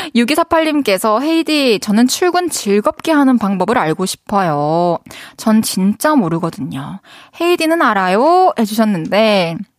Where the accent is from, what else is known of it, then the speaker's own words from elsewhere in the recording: Masan, South Gyeongsang, South Korea; 진주 바로 옆이죠. 저는 이제 마산에서 자랐는데